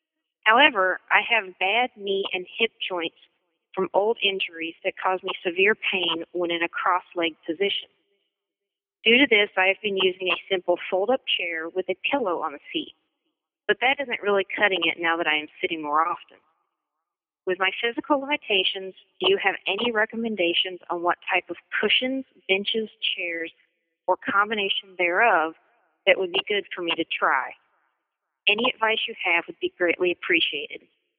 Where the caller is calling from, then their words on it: Memphis, Tennessee, United States; from Memphis, Tennessee.